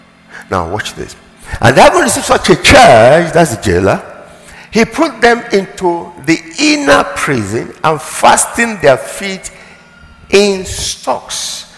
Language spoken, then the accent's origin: English; Nigeria; blessed as a Nigerian, blessed in my nation.